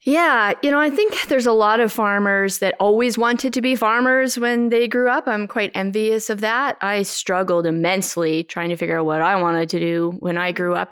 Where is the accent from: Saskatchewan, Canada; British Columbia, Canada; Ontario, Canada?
Saskatchewan, Canada; Mossbank; Both Dave and I grew up in the Moss Bank area